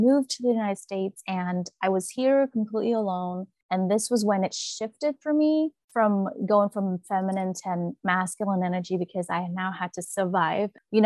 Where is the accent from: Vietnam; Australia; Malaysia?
Vietnam; moved away; When I was growing up in Vietnam, I carry a lot more feminine energy